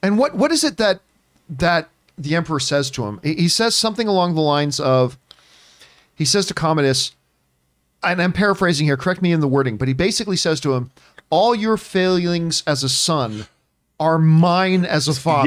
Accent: Canada; I am Canadian

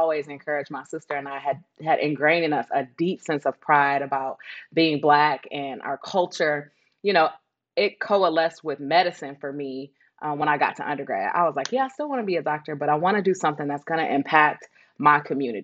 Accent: Detroit, Michigan, United States; I was born and raised in Detroit, Michigan. Best city in the world

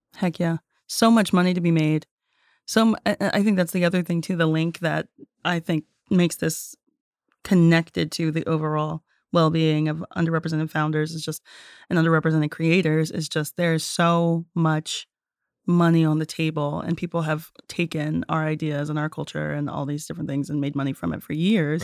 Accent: North Carolina, United States; moved away as an adult; also born or lived in Tennessee; I'm born and raised in North Carolina

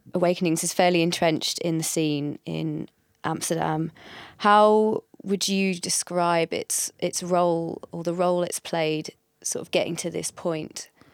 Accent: England, United Kingdom; as an English person

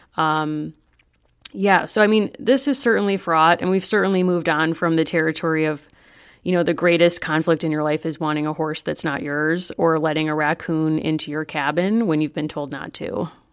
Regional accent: Hartford, Connecticut, United States; I grew up in the Hartford area

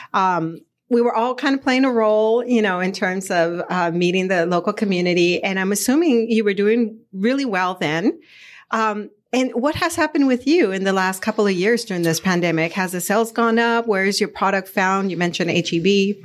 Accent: Arizona, United States; I grew up in Arizona

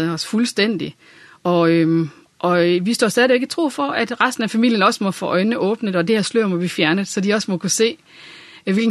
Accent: Randers, Central Denmark Region, Denmark; born there; also born or lived in Viborg; så øh, nærmere betegnet Randers, og har øh, boet en del år i Viborg og været i tjeneste der. Så det er det midtjyske, sådan.

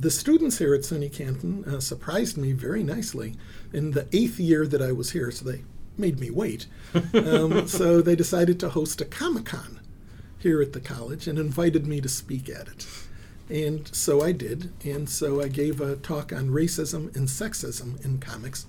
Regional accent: Israel; I was born in Israel

